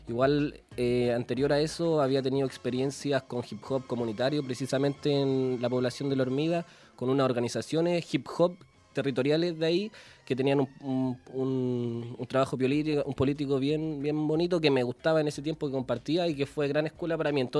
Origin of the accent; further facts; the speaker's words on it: Santiago, Santiago Metropolitan Region, Chile; yo soy de Peñalolén, soy nacido y criado en la comuna de Peñalolén. Específicamente me crié en un sector que se llamaba el Campamento de Peñalolén.